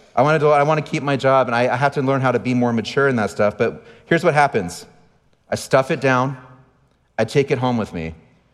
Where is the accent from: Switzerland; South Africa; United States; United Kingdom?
United States; San Diego, California; As a kid, I grew up in San Diego. And maybe you have some stereotypes of what people from San Diego are like, and I fit almost all of them, and that's okay.